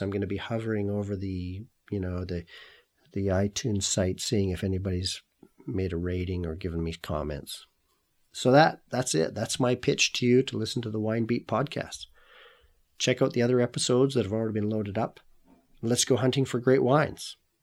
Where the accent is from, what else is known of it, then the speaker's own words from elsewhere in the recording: Canada; also born or lived in Kelowna, British Columbia; I'm Canadian. I now live and work in Kelowna